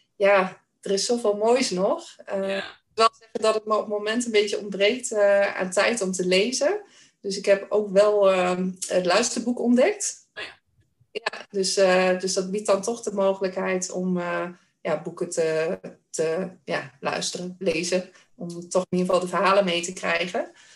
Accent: Weel, Achterhoek, near Doetinchem, Gelderland, Netherlands; accent: Achterhoek; Ik kom uit het dorpje Weel in de Achterhoek. Kan je misschien ook wel een beetje horen aan mijn accent. dat ligt vlakbij Doetinchem. En eh, ik ben opgegroeid eh, op een boerderij.

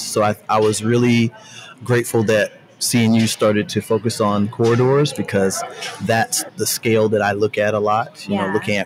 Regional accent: Charleston, South Carolina, United States; I'm from Charleston, South Carolina

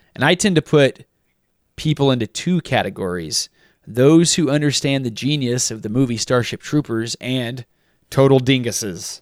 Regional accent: United States; being raised American

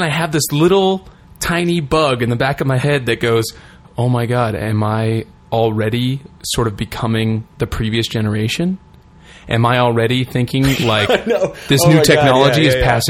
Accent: United States; we're American

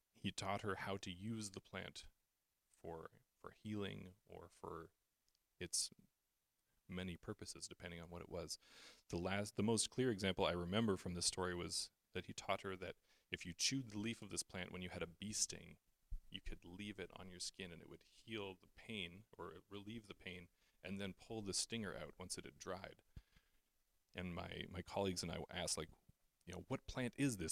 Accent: Canada; as a Canadian

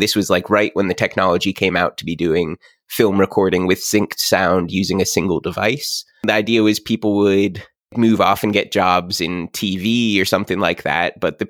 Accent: Morgantown, West Virginia, United States; moved away as an adult; also born or lived in Rhode Island; now in Kentucky, United States; I grew up in Morgantown, West Virginia. I moved up to Rhode Island to Brown, studied linguistics there.

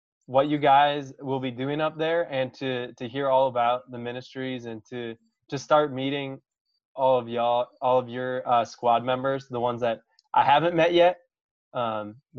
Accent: Wisconsin, United States; I grew up in Wisconsin and like that's just what I'm used to every winter.

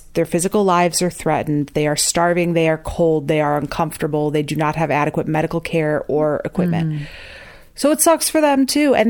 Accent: the North, United States; We were raised white in the North.

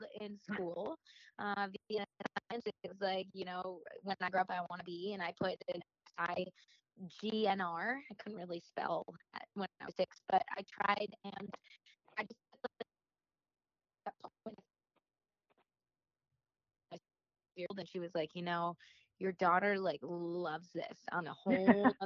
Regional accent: Janesville, Wisconsin, United States; also born or lived in Coral Springs, Florida; I lived in Florida for all of 2 weeks, and then we moved back to Wisconsin

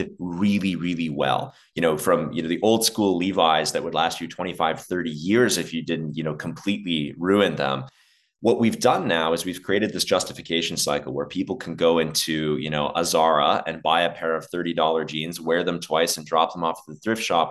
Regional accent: Dubai, United Arab Emirates; moved away; also born or lived in Alberta, Canada; I grew up in the desert. And so I grew up in Dubai

